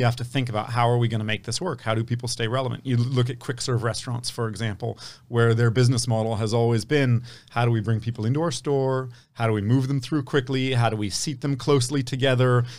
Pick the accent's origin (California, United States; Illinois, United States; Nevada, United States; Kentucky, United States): California, United States; Palo Alto; I grew up in Palo Alto at a time when it wasn't what it is today